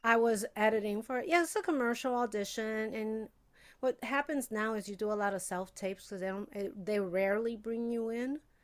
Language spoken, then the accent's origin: English; Chicago, Illinois, United States; moved away as an adult; also born or lived in Puerto Rico (heritage); now in Los Angeles, United States; I'm from Chicago